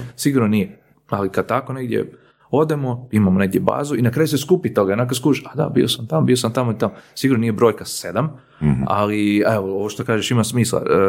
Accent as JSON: {"language": "Croatian", "country": "Croatia", "said": "kod nas u Hrvatskoj"}